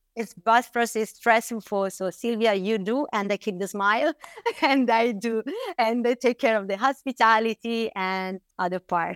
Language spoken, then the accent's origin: English; Bolgheri, Tuscany, Italy; I grew up here in Bulgaria